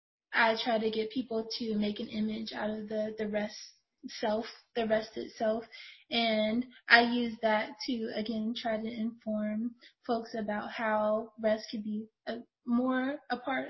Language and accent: English; Youngstown, Ohio, United States; I grew up in Youngstown, Ohio